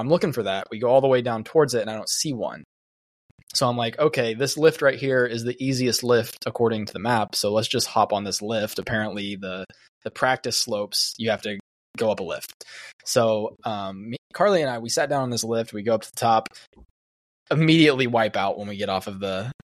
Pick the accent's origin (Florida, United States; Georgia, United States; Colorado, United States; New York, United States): Florida, United States; we're from Florida